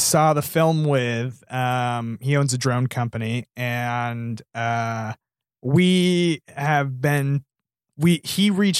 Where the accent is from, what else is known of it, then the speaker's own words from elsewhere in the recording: California, United States; There is a place near where I grew up in Marin County that has this phenomenon.